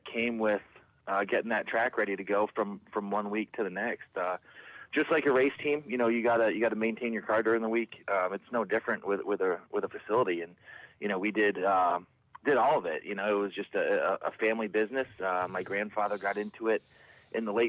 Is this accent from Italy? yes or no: no; Niagara, Canadian side of the border, Ontario, Canada; moved away as an adult; also born or lived in Windsor, New York; now in Upstate New York, United States; my family is we're Canadians. So we grew up, you know, I grew up on the Canadian side of the border